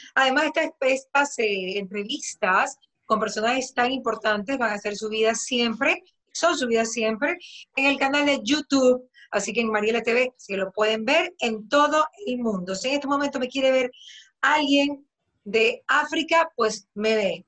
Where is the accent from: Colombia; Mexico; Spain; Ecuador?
Ecuador; Bahía de Caráquez, Manabí; hay quienes nacimos, nacen en Bahía